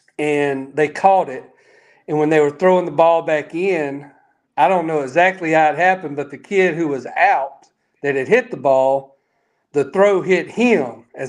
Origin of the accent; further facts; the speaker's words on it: Meridian, Mississippi, United States; I'm from Meridian and grew up there